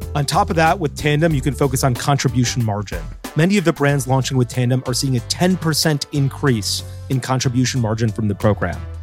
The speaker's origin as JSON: {"language": "English", "region": "Florida", "country": "United States", "tie": "born or raised there", "said": "I grew up in Florida"}